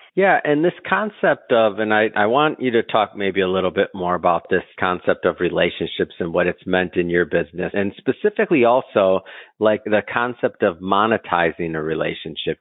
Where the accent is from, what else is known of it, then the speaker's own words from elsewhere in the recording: Michigan, United States; moved away as an adult; also born or lived in Scottsdale, Arizona; I'm from Michigan originally